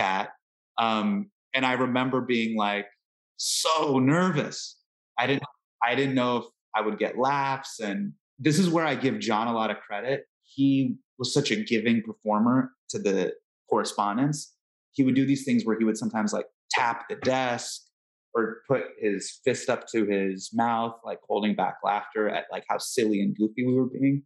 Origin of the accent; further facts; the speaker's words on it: Northern California, United States; I grew up in Northern California, in the early 2000s.